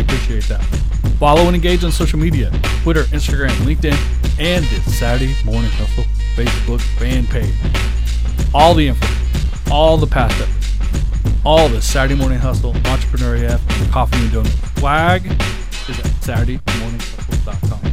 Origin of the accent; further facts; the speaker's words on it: Oklahoma, United States; I grew up in Oklahoma